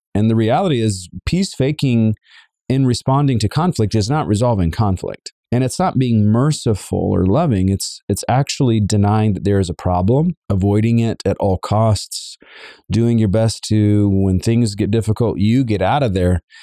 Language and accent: English; the South, United States; I am a Southerner as well